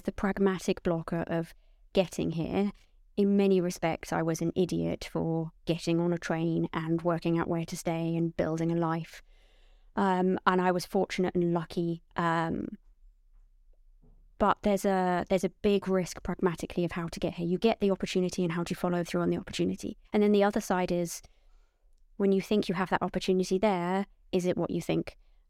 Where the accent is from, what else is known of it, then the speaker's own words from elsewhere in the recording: Portsmouth, South East England, United Kingdom; I'm from Portsmouth, but you won't hear it in my voice because my parents really, really wanted me to hide